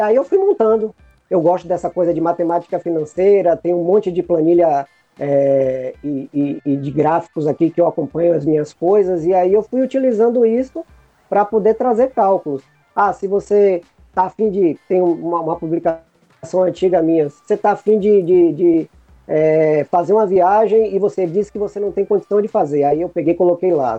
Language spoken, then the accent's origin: Portuguese; Bahia, Brazil; Eu sou um cara que sou da Bahia, sou teropolitano